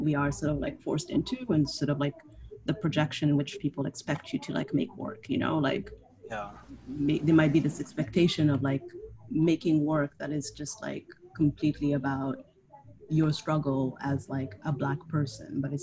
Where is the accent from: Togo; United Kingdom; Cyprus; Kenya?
Kenya; moved away as an adult; also born or lived in Canada; now in New York, United States; so I'm technically not legally Kenyan, even though I was born and raised there.